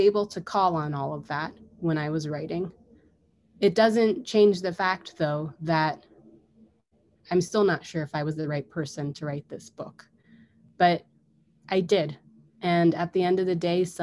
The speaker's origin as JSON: {"language": "English", "country": "United States", "tie": "born or raised there", "said": "I was born and raised and educated in the United States"}